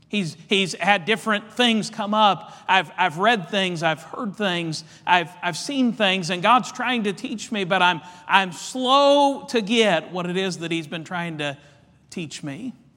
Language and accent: English; Indiana, United States; Our family, we love basketball. We're from Indiana